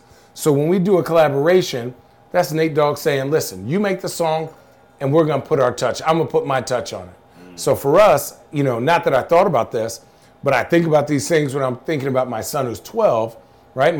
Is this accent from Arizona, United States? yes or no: yes; Arizona, United States; now in Oregon, United States; I grew up in Arizona. I knew desert